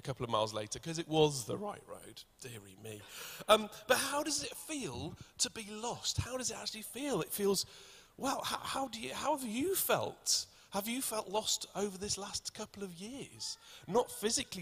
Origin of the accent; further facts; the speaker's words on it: Wales, United Kingdom; accent: Welsh; I'm Welsh, and the more nervous I get, the more my accent comes out